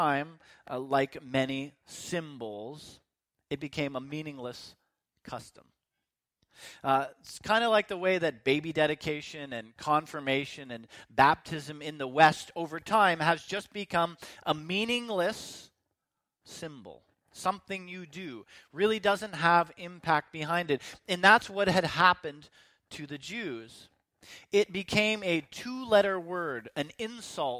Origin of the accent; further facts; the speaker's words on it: Canada; my citizenship to Canada